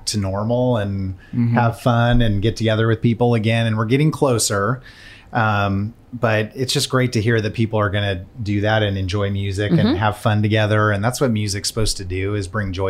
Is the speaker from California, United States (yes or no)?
yes; California, United States; moved away as an adult; now in Nashville, United States; I grew up in California, so I'm newer to Nashville. I've only been here 7 years now